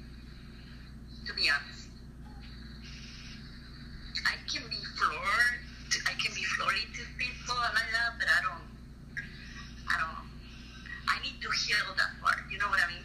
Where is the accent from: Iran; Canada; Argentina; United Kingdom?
Argentina; moved away as an adult; now in United States; I born in Argentina. I'm from Argentina. I came here to the United States when I was 19 years old.